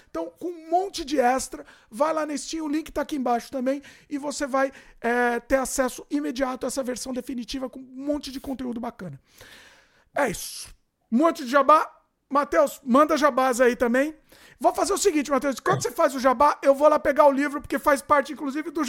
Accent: São Paulo, Brazil; Sou de São Paulo.

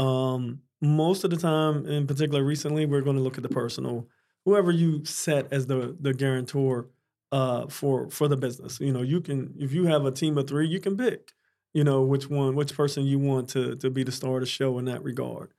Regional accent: Pittsburgh, Pennsylvania, United States; also born or lived in Dallas, Texas; now in Florida, United States; I'm originally from Pittsburgh, Pennsylvania.

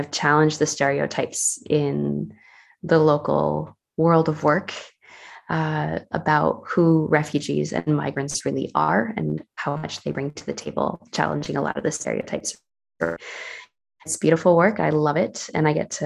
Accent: Northern New Jersey, United States; moved away as an adult; now in Switzerland; I'm originally from the US. I was from New Jersey community, Northern New Jersey

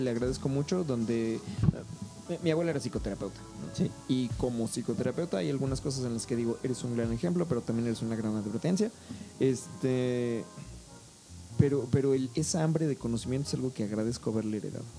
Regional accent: Mexico; yo soy más mexicano que los nopales

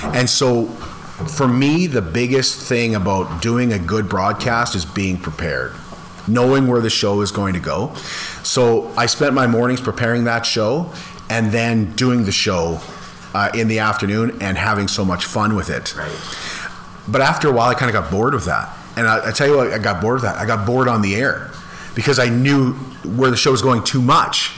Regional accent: Landis, Saskatchewan, Canada; growing up in Landis, we had a school that was kindergarten to grade 12. And so I moved to Landis when I was in grade um, one.

